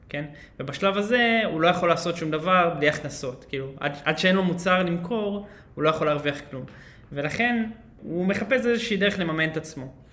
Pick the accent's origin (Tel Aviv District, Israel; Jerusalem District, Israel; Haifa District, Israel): Tel Aviv District, Israel; Holon; אז חולון, כן, שם, אה, שם גדלתי.